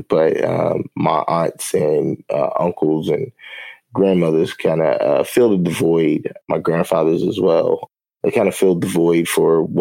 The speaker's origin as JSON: {"language": "English", "town": "Winchester", "region": "Kentucky", "country": "United States", "tie": "born or raised there", "also_born_or_lived": "Lexington, Kentucky / Jacksonville, Florida", "said": "I grew up in a little small town in Kentucky called Winchester and Lexington"}